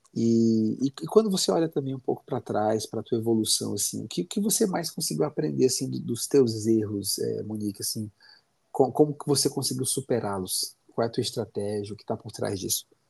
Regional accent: Fortaleza, Ceará, Brazil; now in Curitiba, Brazil; eu sou cearense, sou de Fortaleza

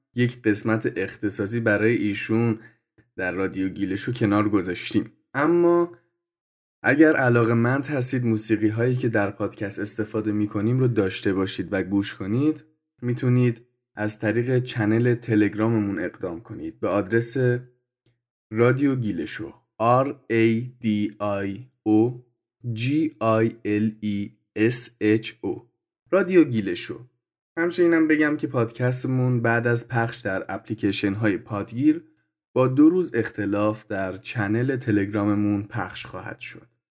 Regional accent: Gilan, Iran; اصالت گیلانی دارم

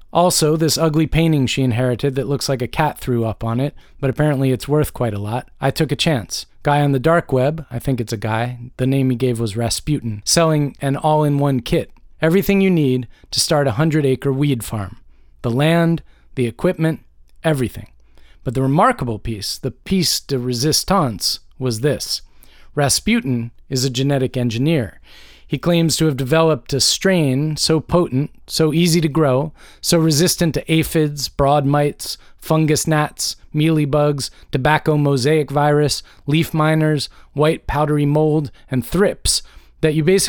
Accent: Georgia, United States; as this activity is not quite legal yet in my home state of Georgia.

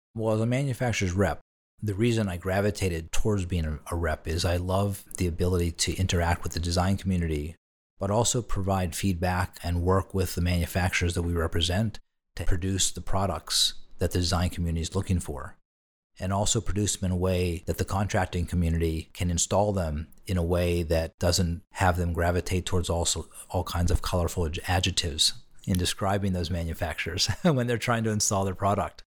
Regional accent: Pittsburgh, Pennsylvania, United States; moved away as an adult; also born or lived in Boston; my family back in my hometown of Pittsburgh

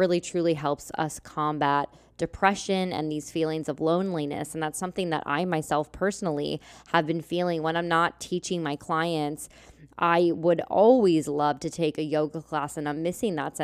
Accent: Lancaster, Pennsylvania, United States; moved away as an adult; I grew up here in Lancaster, Pennsylvania

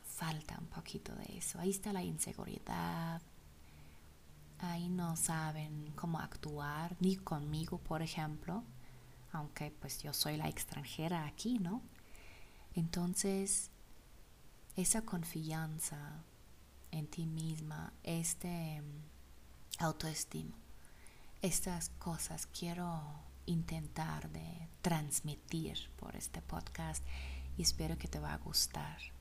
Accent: Germany; Spanish is a second language; now in Zacatecas, Mexico; soy alemana

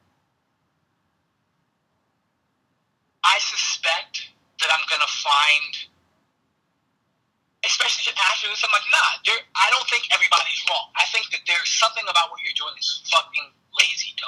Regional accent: New York City, New York, United States; I'm from Brooklyn. I'm from a bad neighborhood in Brooklyn

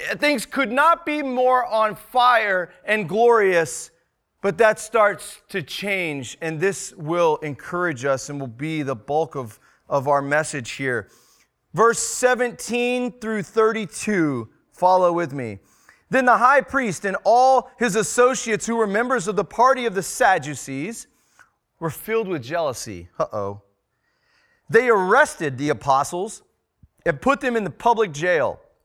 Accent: Texas, United States; moved away; also born or lived in Northwest Arkansas; We're both born and raised in Texas, but, um, we call Arkansas home

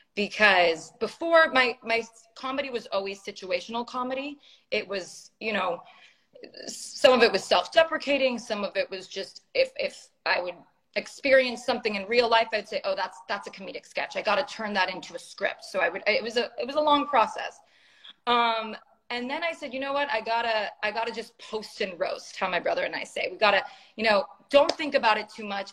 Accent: San Francisco, California, United States; moved away as an adult; now in Los Angeles, United States; I was born and raised in San Francisco

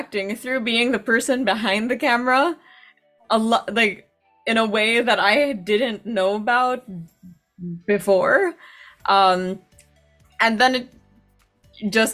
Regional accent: Metro Manila, Philippines; moved away as an adult; now in New York, United States; from the Philippines originally. That's where I was born. That's where I grew up.

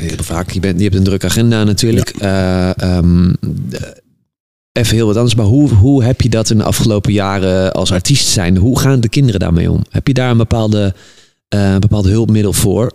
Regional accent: Netherlands; wij ne- als Nederlanders

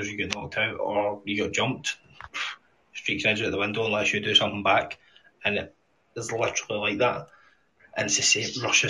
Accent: Scotland, United Kingdom; It's like, see when I grew up in Scotland, right?

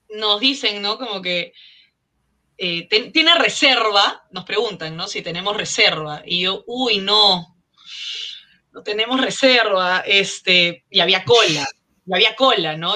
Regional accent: Lima, Peru; mi infancia en Maranga San Miguel

